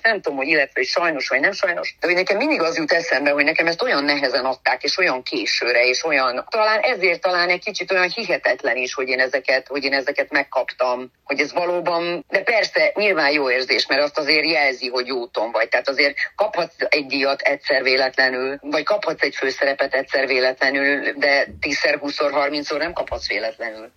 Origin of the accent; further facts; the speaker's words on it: Târgu Mureș, Mureș County, Romania; moved away; Marosvásárhelyről, a szülővárosomból